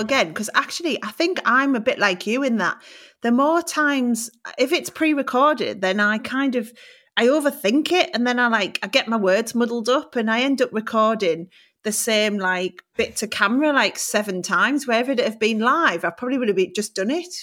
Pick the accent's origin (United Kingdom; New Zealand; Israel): United Kingdom; Middlesbrough, North East England; moved away; also born or lived in Newcastle; I was actually born in Newcastle, but I grew up in Middlesbrough